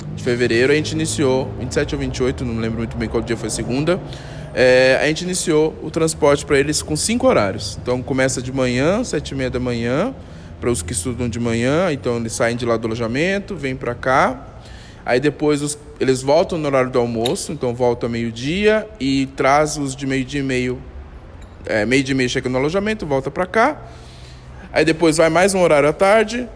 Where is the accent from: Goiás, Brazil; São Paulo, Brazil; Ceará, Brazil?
São Paulo, Brazil; moved away; eu sou de São Paulo, né? E quando eu trabalhava em São Paulo